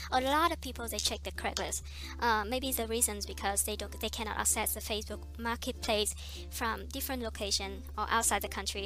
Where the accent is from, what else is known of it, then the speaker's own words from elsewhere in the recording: Vietnam; English is a second language; moved away as an adult; also born or lived in Iowa, United States; now in United States; Vietnamese because I come from Vietnam